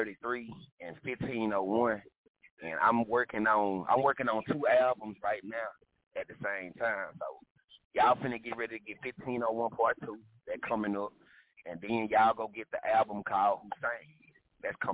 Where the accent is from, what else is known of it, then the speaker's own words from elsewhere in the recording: East Texas, United States; moved away; I'm originally from East Texas